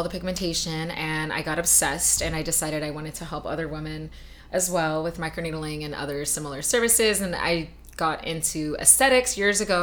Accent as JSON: {"language": "English", "town": "Los Angeles", "region": "California", "country": "United States", "moved": "yes", "lives_now": "Hawaii, United States", "said": "I'm from LA originally, so we are like the capital of aesthetics"}